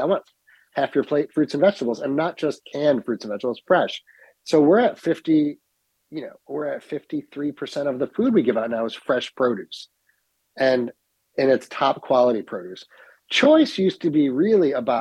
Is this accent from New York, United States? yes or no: yes; Utica, New York, United States; also born or lived in Ithaca; I'm born and raised in Utica